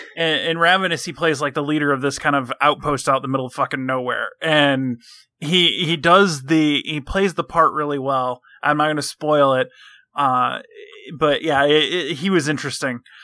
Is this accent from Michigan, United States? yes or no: yes; Michigan, United States; I'm from Michigan.